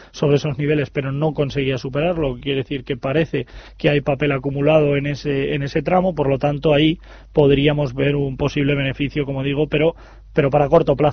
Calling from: Alicante, Valencian Community, Spain; Buenos días … de Alicante

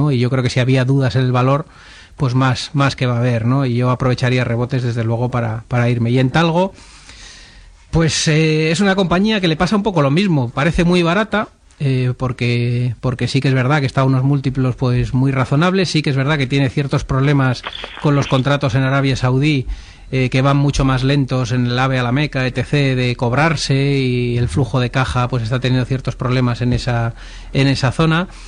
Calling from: Madrid, Community of Madrid, Spain; Hola, buenas tardes. … de Madrid

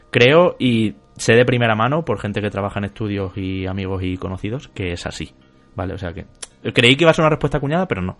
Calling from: Aranjuez, Community of Madrid, Spain; Hola chicos … de Aranjuez.

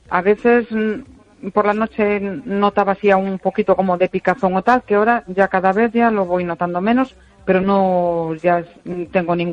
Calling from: Vigo, Galicia, Spain; de Vigo.

